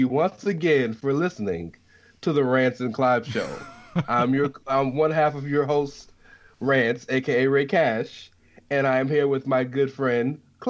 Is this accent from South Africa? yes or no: no; Scotland, United Kingdom; since I'm from Scotland, I clearly know where the Black Country is because I'm from Scotland, right?